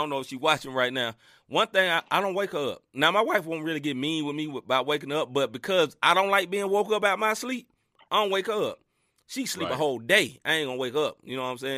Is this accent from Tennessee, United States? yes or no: yes; Memphis, Tennessee, United States; my hometown